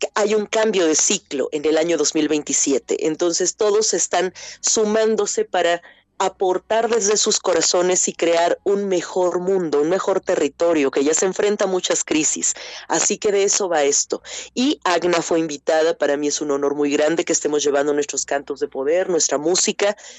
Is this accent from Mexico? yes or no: yes; Chiapas, Mexico; moved away; also born or lived in central Mexico; soy una artista y compositora originaria de Chiapas, México